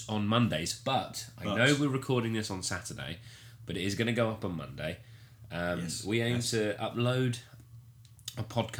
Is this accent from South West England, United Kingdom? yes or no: yes; Somerset, South West England, United Kingdom; we're both from Somerset.